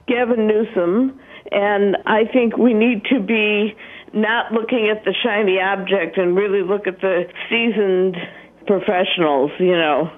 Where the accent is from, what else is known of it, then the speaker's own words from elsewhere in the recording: Chicago, Illinois, United States; I'm from Chicago, and my dad was a union president